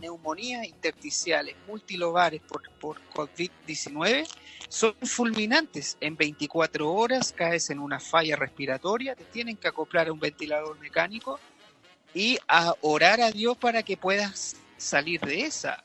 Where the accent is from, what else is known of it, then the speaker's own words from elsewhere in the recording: Reumén, Los Ríos, Chile; yo soy del sur también, ¿ah? soy de Reumén